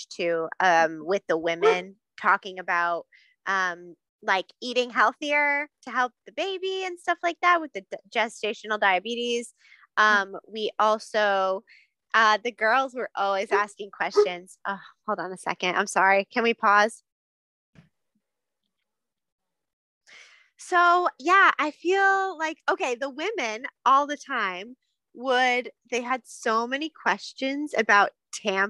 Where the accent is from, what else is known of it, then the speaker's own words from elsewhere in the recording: Maine, United States; we're from Maine